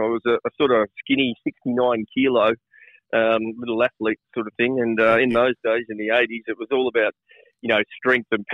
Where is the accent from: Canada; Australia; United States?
Australia; Bendigo, Victoria; moved away as an adult; we're from Golden Square in Bendigo